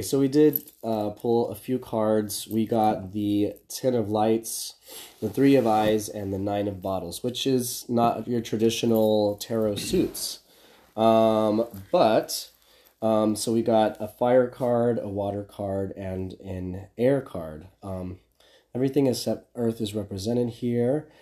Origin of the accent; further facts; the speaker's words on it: Midland, Texas, United States; moved away as an adult; also born or lived in Lubbock, Texas; now in Los Angeles, United States; I'm from Midland, Texas. It's okay. a small city in West Texas